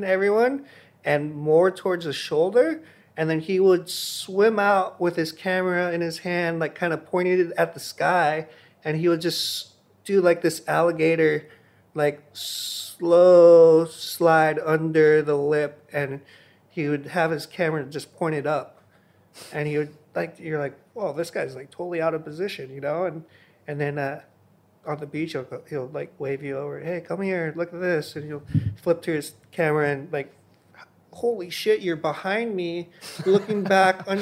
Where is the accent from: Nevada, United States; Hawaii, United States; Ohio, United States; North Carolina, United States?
Hawaii, United States; I was born and raised in Hawaii